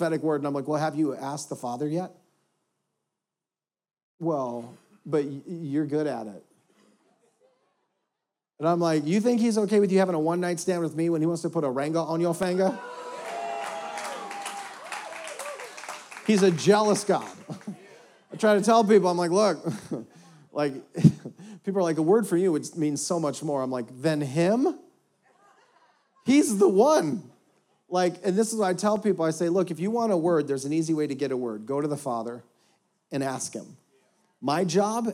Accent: North Dakota, United States; now in Houston, United States; I grew up in North Dakota, which is 98% Caucasian

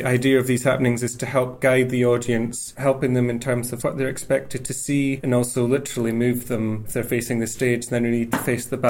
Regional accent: northeast of Scotland, United Kingdom; moved away; I'm from the northeast of Scotland.

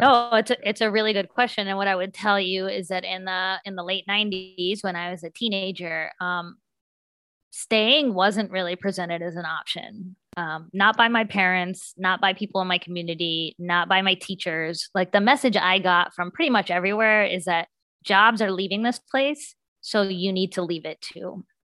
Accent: West Virginia, United States; I'm from West Virginia

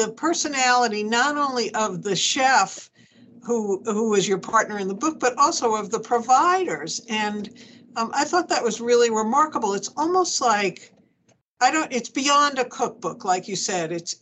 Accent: Long Island, New York, United States; I come from Long Island

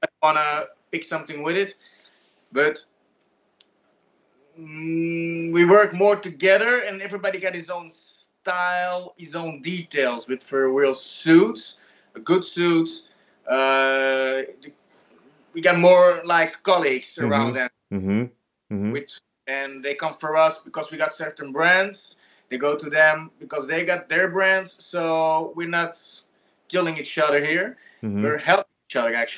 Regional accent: Belgium; I'm from Belgium

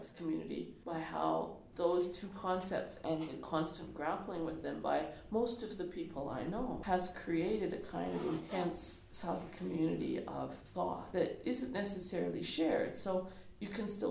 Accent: Edmonton, Alberta, Canada; I am totally an urban person. I was born in Edmonton

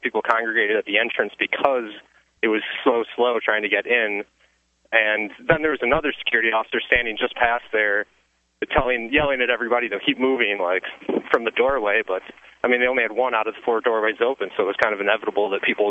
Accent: Wisconsin, United States; I'm actually from Wisconsin, but I was in New York City the last 2 days.

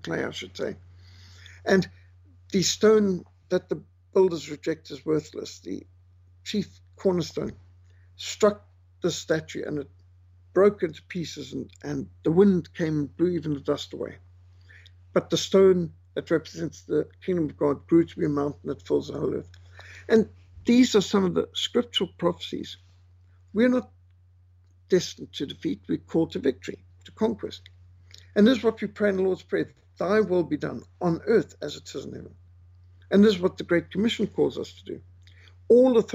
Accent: Zimbabwe; also born or lived in South Africa; growing up in Rhodesia

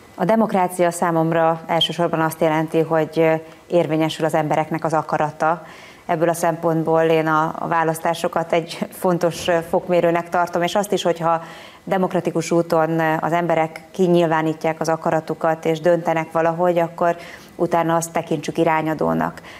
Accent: Hungary; mi magyarok

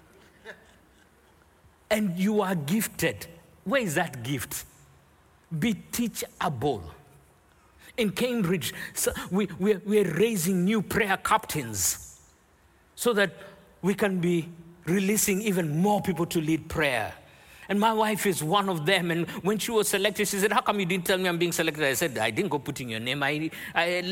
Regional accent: Nairobi, Kenya; Growing up in Nairobi, Kenya

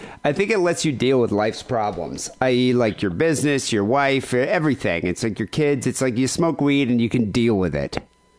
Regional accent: Michigan, United States; when I grew up in Michigan

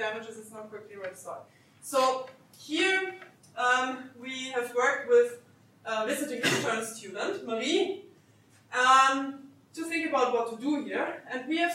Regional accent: Austria; English is a second language; moved away; I'm originally from Austria

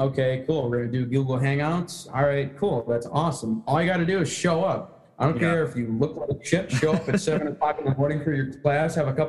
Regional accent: St. Clair Shores, Michigan, United States; born or raised there; also born or lived in Fraser, Michigan / Missouri

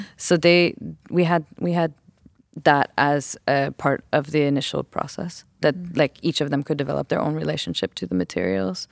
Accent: West Coast, United States; I grew up in the West Coast

